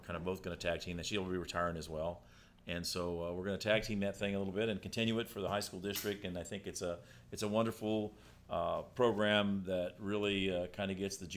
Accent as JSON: {"language": "English", "town": "Kingsburg", "region": "California", "country": "United States", "tie": "born or raised there", "said": "I was born and raised in Kingsburg"}